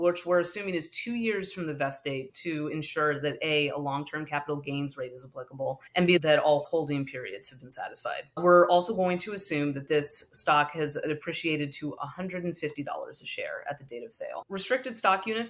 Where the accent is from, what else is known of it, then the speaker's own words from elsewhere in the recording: the Bay Area, California, United States; I grew up in the Bay Area and have lived here my whole life